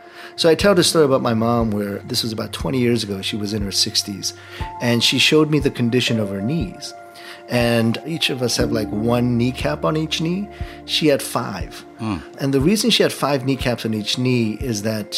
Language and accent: English; South Korea; I was born in Korea.